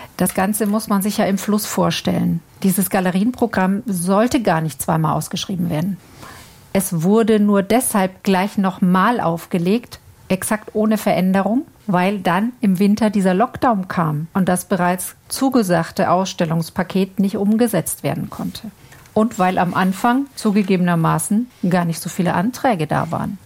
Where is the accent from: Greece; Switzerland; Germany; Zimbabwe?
Germany; bei uns in Deutschland